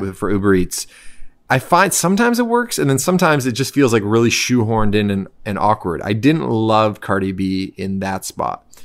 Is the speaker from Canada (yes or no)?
yes; Canada; as a Canadian